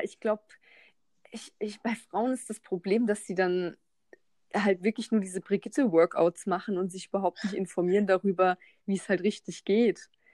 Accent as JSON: {"language": "German", "town": "Mannheim", "region": "Baden-Württemberg", "country": "Germany", "said": "ich bin ja aus Mannheim"}